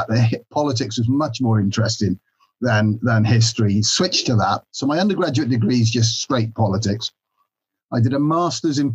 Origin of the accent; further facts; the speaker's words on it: Builth Wells, Wales, United Kingdom; also born or lived in Swansea; now in Cardiff, United Kingdom; I'm Welsh through and through in that way. I grew up in Mid Wales in a little place called Bilth Wells.